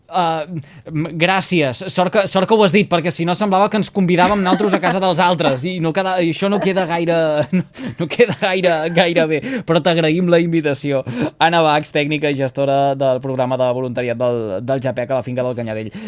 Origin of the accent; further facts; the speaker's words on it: Altafulla, Catalonia, Spain; els que uh, som d'Altafulla